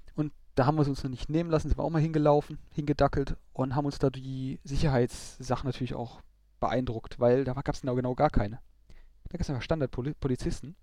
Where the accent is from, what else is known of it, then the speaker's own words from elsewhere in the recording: Germany; wir als Deutsche